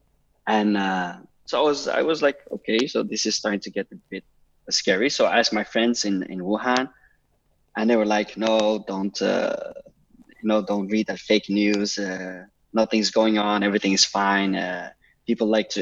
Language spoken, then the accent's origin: English; Amsterdam, North Holland, Netherlands; moved away as an adult; now in Foshan, China; I'm from Amsterdam.